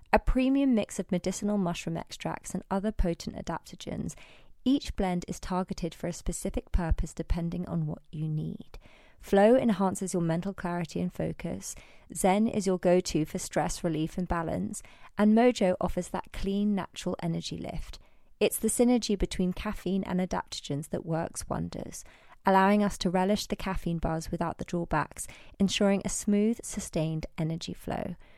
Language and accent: English; Isle of Wight, South East England, United Kingdom; Max and I grew up together in the Isle of Wight